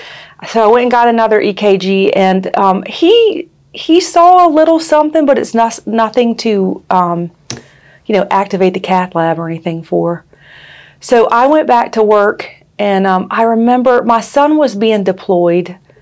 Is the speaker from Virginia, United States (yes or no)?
yes; Lynchburg, Virginia, United States; also born or lived in Blacksburg, Virginia / Roanoke, Virginia / Bedford, Virginia; I grew up in Lynchburg and I left and went to Blacksburg for a while. I graduated from Virginia Tech and just stayed there.